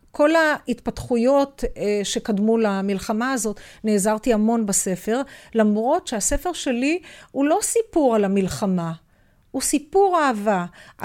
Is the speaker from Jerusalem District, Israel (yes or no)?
no; Haifa, Haifa District, Israel; אבל אנחנו הילדים גדלנו כולנו בתוך השכונה הזאת